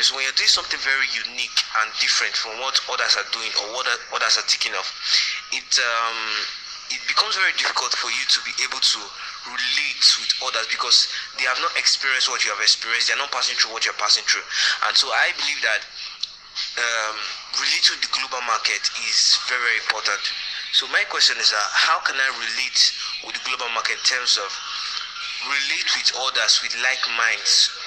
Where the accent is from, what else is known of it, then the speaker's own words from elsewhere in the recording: Benin City, Edo, Nigeria; I'm from Benin City, Nigeria.